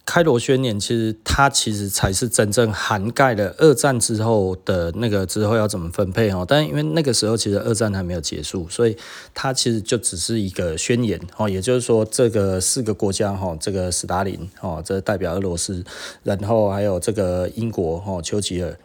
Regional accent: Taiwan; 我们台湾人

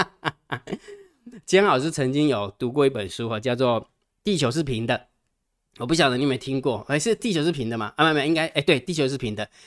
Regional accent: Taiwan

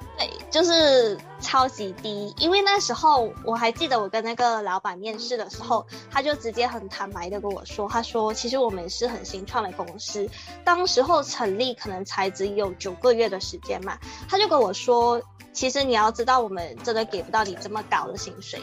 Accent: Malaysia; 我家是来自马来西亚，目前是在一间大企业工作

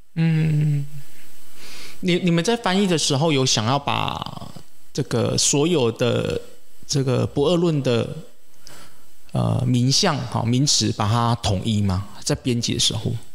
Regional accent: Taiwan; 像我们台湾人

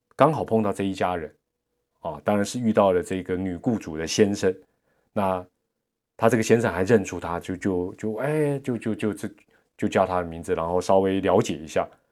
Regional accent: Taipei, Taiwan; 跟我们台北人不一样

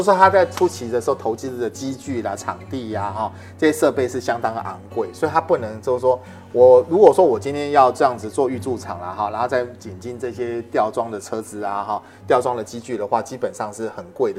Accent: Taichung, Taiwan; 因为刚好我们都是台中的朋友嘛

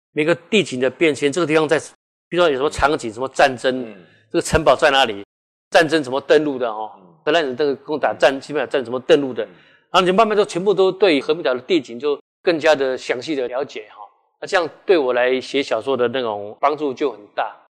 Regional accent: Keelung, Taiwan; 我是在基隆出生长大哈嗯。我其实我一直住在基隆

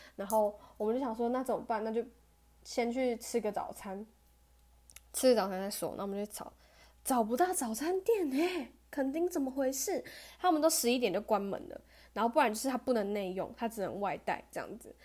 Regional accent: Taichung, Taiwan; moved away as an adult; now in Kaohsiung, Taiwan; 我是台中人嘛

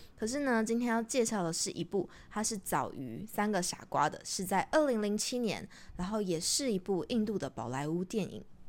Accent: Taiwan; 如果我们是台湾人

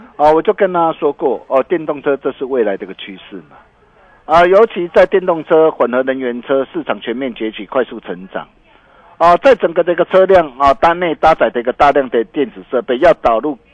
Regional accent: Taiwan; 我们台湾人

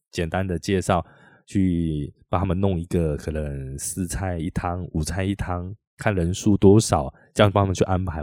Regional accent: Taiwan; 身为一个台湾人哈，你对自己，我们生长在台湾

